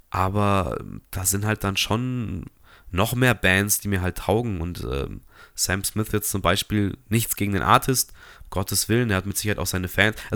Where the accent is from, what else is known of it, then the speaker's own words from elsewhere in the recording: Munich, Bavaria, Germany; muss man auch ein bisschen hinfahren, auch als Münchner